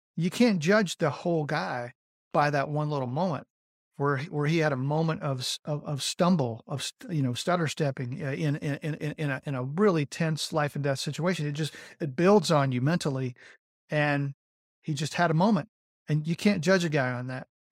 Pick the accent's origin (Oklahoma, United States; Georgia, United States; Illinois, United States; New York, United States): Georgia, United States; Rome; I was born in Rome, Georgia